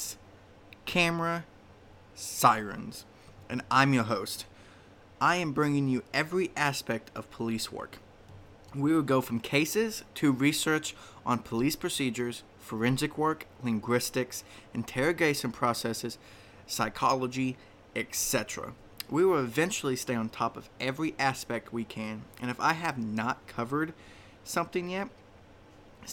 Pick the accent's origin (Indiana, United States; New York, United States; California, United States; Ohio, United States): Indiana, United States; it is right here in my home state, Indiana